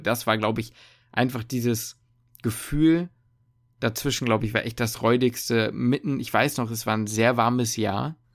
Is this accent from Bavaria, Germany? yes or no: no; Hamburg, Germany; ich komme aus Hamburg